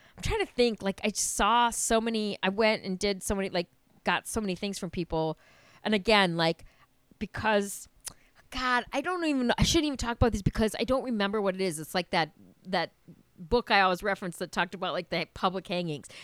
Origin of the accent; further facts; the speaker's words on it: Wisconsin, United States; I'm from Wisconsin